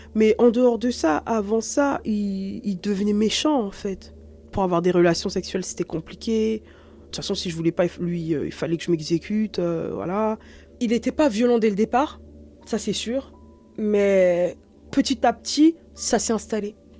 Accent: France; je suis née ici, je suis née en France, euh, j'ai grandi ici

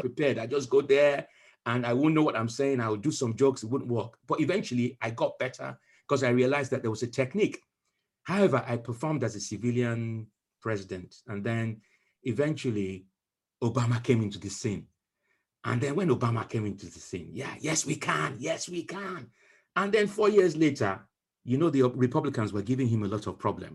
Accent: Nigeria; now in United Kingdom; growing up in Nigeria

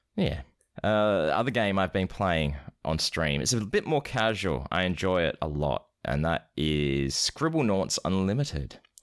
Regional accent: Scotland, United Kingdom; I'm not British. I'm from Scotland. I should change my accent

